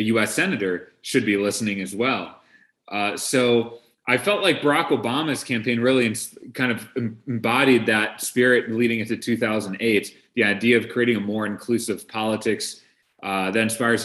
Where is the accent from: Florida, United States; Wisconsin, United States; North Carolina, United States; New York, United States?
Wisconsin, United States; Brookfield; I grew up in Brookfield, Wisconsin. My parents are immigrants from India